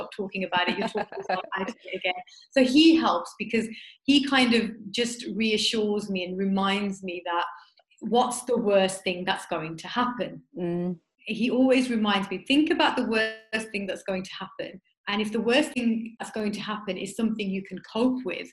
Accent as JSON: {"language": "English", "town": "Smethwick", "region": "West Midlands", "country": "United Kingdom", "tie": "born or raised there", "said": "I grew up in Smethwick, which is it's quite, you know, predominantly Asian area where I grew up"}